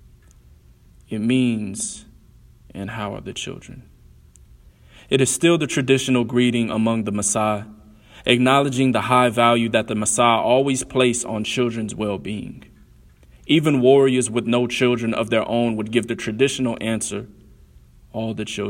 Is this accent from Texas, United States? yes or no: no; Columbus, Ohio, United States; also born or lived in Alabama; I was born in Alabama, raised in Columbus, Ohio